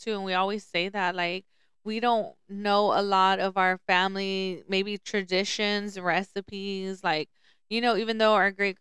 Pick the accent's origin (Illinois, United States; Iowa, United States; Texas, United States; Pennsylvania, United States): Texas, United States; Lubbock; also born or lived in Dallas; I grew up in Lubbock